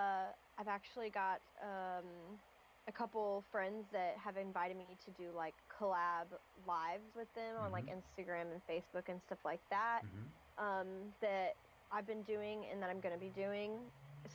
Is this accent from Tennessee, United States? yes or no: yes; Knoxville, Tennessee, United States; So I tell everybody that I'm from Knoxville, Tennessee. I live there the longest period of time